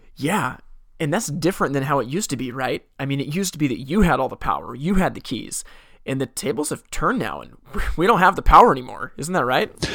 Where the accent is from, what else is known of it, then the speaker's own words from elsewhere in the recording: Portland, Oregon, United States; I'm from Portland, Oregon